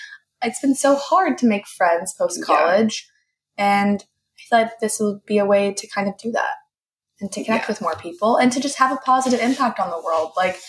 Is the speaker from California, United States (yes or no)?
yes; San Diego, California, United States; also born or lived in Temecula; Like I was kind of from San Diego, kind of from Temecula area. And then I lived in LA for college.